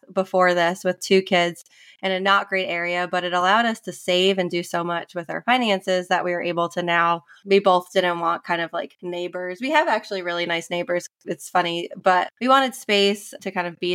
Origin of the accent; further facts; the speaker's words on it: New York, United States; moved away as an adult; also born or lived in Indiana; now in South Carolina, United States; I'm from New York originally, grew up, was born and raised in New York, went to school in South Carolina